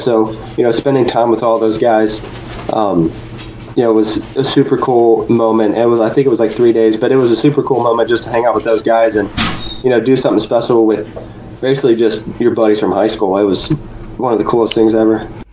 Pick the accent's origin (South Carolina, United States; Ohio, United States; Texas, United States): Ohio, United States; born or raised there; also born or lived in Huntington, West Virginia